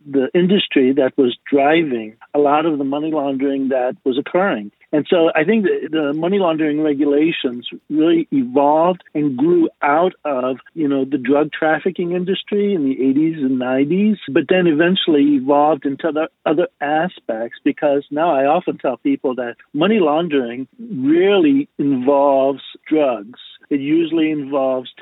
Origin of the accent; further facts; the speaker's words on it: Miami, Florida, United States; I grew up in Miami and started my banking career in Miami as a teller